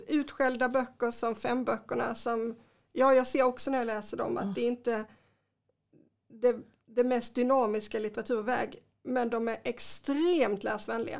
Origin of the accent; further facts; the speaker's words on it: Kristianstad, Skåne, Sweden; jag är uppvuxen i Kristianstad